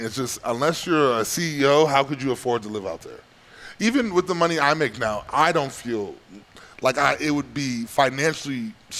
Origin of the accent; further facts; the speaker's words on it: Wisconsin, United States; I grew up on Lake Michigan.